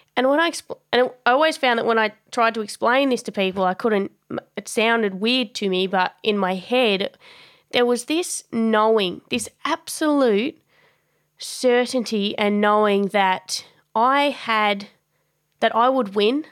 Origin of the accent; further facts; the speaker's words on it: Tasmania, Australia; moved away as an adult; also born or lived in Melbourne; I grew up in Tassie. It's a it's a small small state off the bottom of Australia